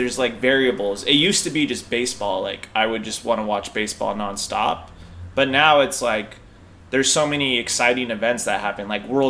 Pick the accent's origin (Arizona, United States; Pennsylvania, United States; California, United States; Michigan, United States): California, United States; Long Beach; I grew up in Long Beach, California.